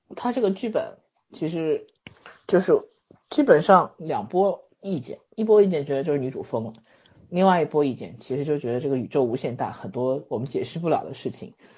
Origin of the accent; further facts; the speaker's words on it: China; 我们中国人